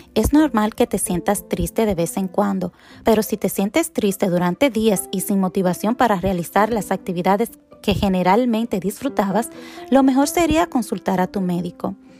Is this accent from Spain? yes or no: no; Dominican Republic; now in United States; vengo de la República Dominicana, una isla tropical donde hay sol y calor la mayor parte del año.